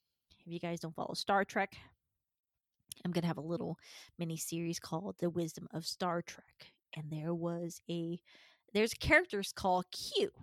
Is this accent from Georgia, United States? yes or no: yes; Georgia, United States; born there; also born or lived in California; the first time that I got out of Georgia, I was born in Georgia, only to be in California.